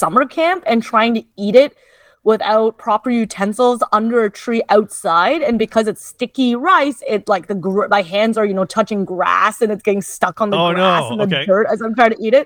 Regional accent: Canada; I'm the child of immigrants, so I am Canadian born

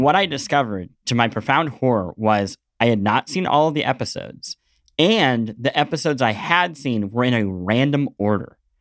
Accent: Midwest, United States; growing up in the Midwest

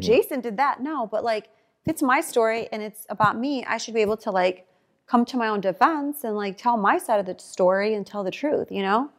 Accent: Chicago, Illinois, United States; I'm from Chicago.

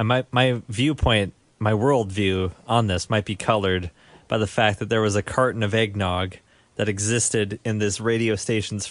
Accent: Alberta, Canada; now in Vancouver, Canada; Growing up in Alberta

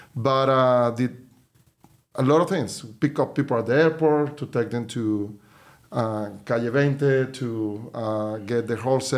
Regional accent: Venezuela; moved away as an adult; now in United States; Yeah, well, I'm from Venezuela originally, so I moved to the U.S. 22 years ago in 2000. I was moved with my wife. We were the first people in my family to actually move

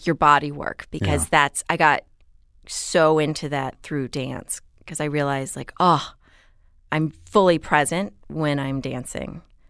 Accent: Houston, Texas, United States; So I grew up in Houston, no accent, and it was a really great place to grow up, actually.

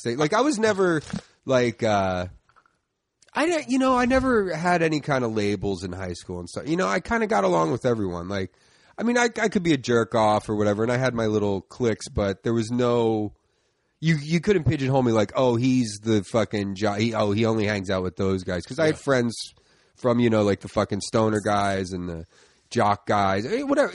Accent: Philadelphia, Pennsylvania, United States; I grew up in uh, the Northeast, like Tacony, Mayfair section okay. of uh, Philly

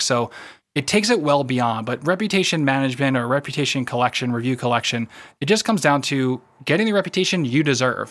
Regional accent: United States; I am American

